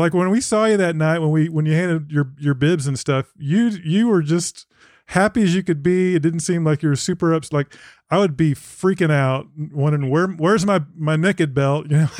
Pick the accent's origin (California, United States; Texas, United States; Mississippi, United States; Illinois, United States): Texas, United States; I'm from Texas